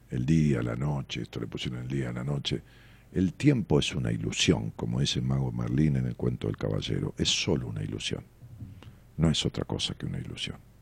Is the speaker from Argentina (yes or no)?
yes; Ramos Mejía, Buenos Aires Province, Argentina; la ciudad donde yo nací, Raúl Mejía, que es un pueblo al lado de la ciudad de Buenos Aires